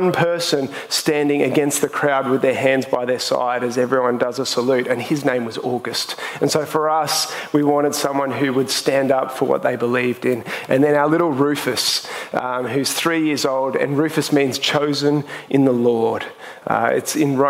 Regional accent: Sydney, New South Wales, Australia; I come from the Northern Beaches

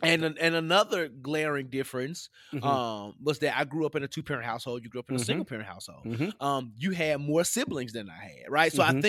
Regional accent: Tennessee, United States; I grew up in the South, what people call the mid-South, because Tennessee is above your, you know, Alabama, Georgia

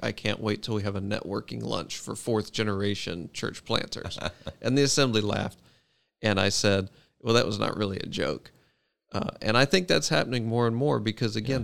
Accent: Memphis, Tennessee, United States; moved away as an adult; now in Davidson, United States; I grew up at Hope in Memphis.

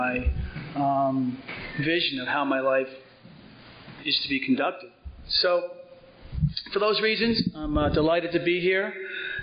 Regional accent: Cedar Grove, New Jersey, United States; also born or lived in Four Hills, New Jersey; I grew up in Cedar Grove, right over the hill, and I graduated from Cedar Grove High School in '69

